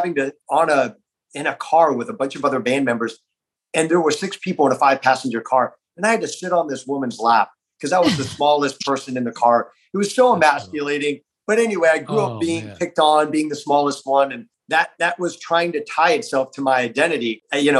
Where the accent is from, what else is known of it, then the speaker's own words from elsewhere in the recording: South Florida, United States; I grew up in South Florida